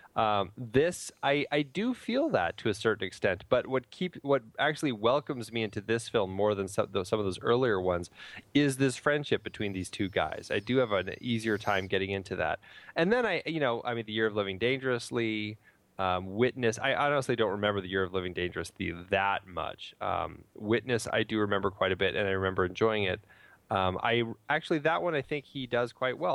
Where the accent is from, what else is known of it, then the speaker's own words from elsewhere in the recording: United States; as an American